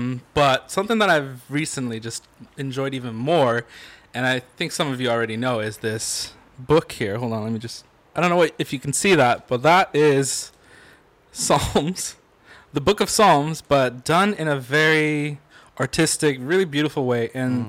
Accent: United Kingdom; I mean, obviously this home is a little too hot for tea, but still, we're British.

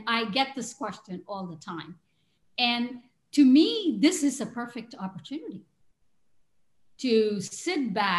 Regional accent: India; moved away as an adult; now in San Diego, United States; I grew up in India. I know all about Indian values and how Indians think and act. And then I've lived here longer than I have lived in the in India.

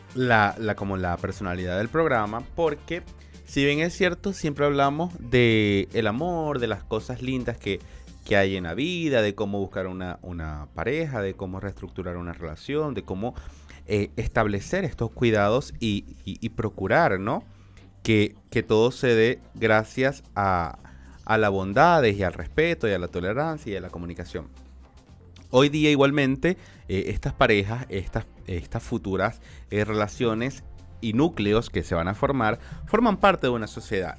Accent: Maracaibo, Zulia, Venezuela; moved away; yo soy de Venezuela y, de y de Maracaibo específicamente

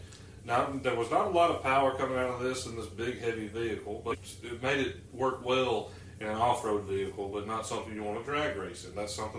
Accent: Alabama, United States; born or raised there

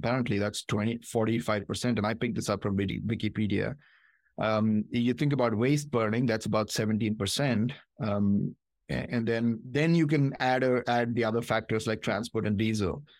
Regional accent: Hyderabad, Telangana, India; moved away as an adult; also born or lived in Michigan, United States / Ohio, United States; now in United States; I was born in Hyderabad, India, came here for my master's.

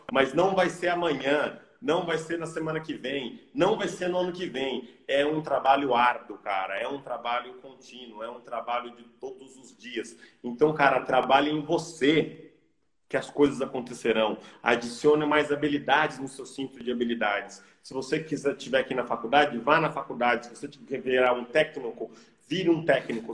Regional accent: Brazil; moved away; eu sou brasileiro, eu amo o Brasil, as minhas raízes estão aqui

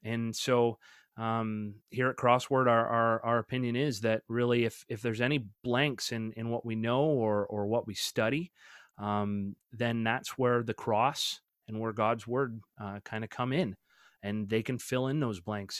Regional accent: Canada; him and I grew up together actually in Canada

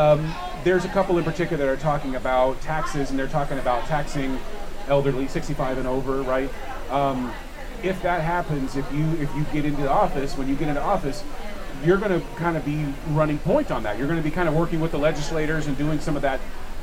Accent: the South, United States; moved away; I'm from the South

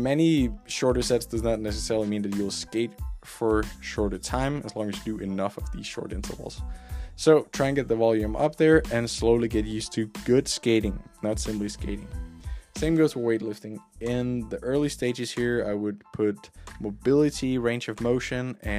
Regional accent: Denmark; I grew up in Denmark

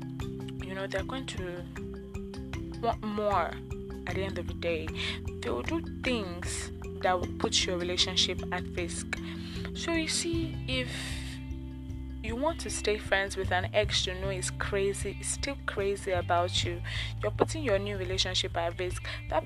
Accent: Nigeria; living as a Nigerian

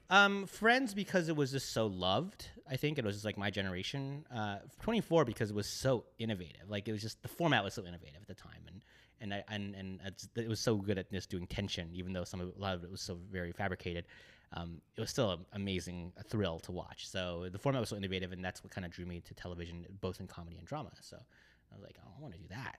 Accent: the Bay Area, California, United States; moved away as an adult; now in Los Angeles, United States; I grew up in the Bay Area

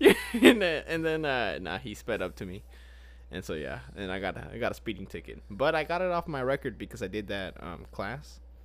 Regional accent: Grapevine, Texas, United States; I was born in Grapevine

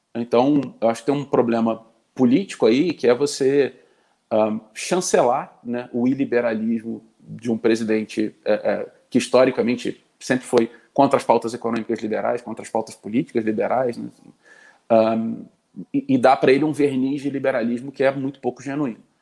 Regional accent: Rio de Janeiro, Brazil; eu sou carioca, nasci no Rio, vivi 36 anos dos meus 37 no Rio

